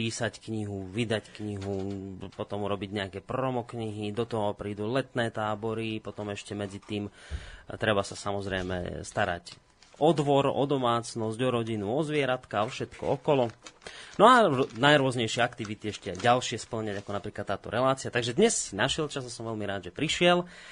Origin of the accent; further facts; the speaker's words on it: Slovakia; ja som hrdý na to, že som Slovák, ja mám rád to, že žijem na Slovensku